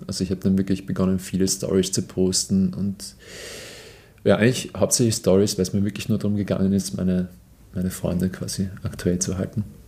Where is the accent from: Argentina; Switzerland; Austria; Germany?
Austria; bei uns im Land